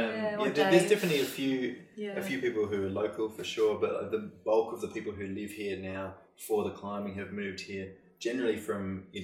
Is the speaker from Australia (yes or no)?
yes; the lower Mountains, New South Wales, Australia; also born or lived in Blackheath; I grew up in the lower mountains. Yeah. So, and only moved to Blackheath maybe 2001 or something like that.